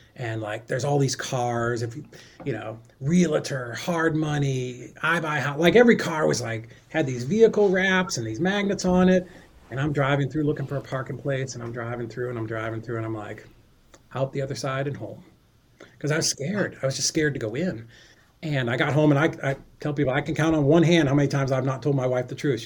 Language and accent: English; Boston, Massachusetts, United States; I'm from Boston